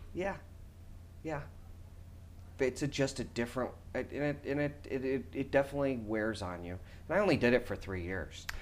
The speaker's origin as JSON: {"language": "English", "town": "Schaumburg", "region": "Illinois", "country": "United States", "tie": "born or raised there", "moved": "yes", "lives_now": "New York, United States", "said": "growing up in Schaumburg"}